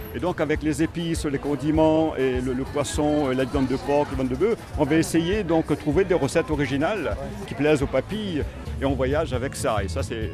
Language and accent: French; Réunion